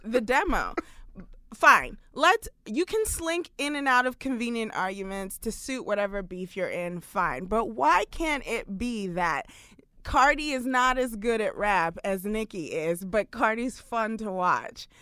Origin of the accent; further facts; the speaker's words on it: New York City, New York, United States; I'm a Brooklyn girl. I grew up in New York City.